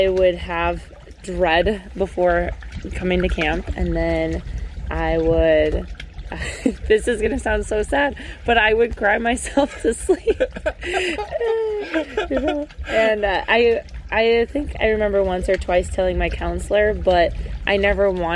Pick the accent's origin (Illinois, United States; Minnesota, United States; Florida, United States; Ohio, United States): Minnesota, United States; Hibbing; I was born and raised in Hibbing, Minnesota